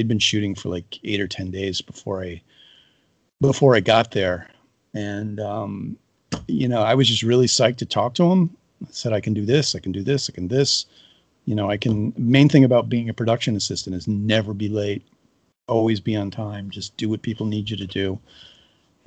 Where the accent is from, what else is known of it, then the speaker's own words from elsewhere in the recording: Chicago, Illinois, United States; moved away; also born or lived in Boston; I'm not from North Carolina. I'm from Chicago, but I was living in Boston at the time